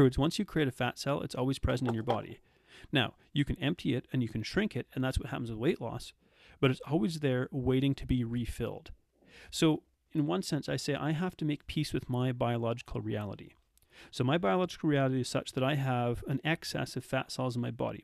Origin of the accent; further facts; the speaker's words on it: Red Deer, Alberta, Canada; also born or lived in South Africa; I grew up in Canada